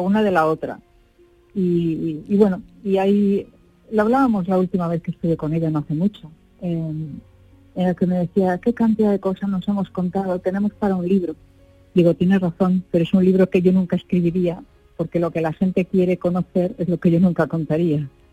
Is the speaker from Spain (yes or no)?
yes; Galicia, Spain; yo que soy gallega